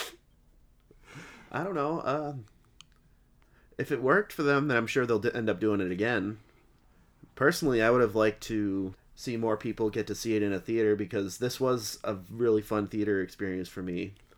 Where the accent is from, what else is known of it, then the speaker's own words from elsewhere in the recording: Massachusetts, United States; we're all from Mass